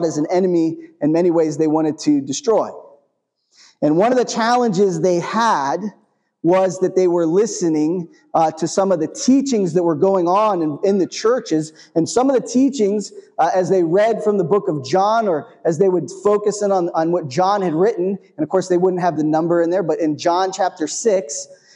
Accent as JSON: {"language": "English", "region": "New England", "country": "United States", "tie": "born or raised there", "said": "I grew up in New England"}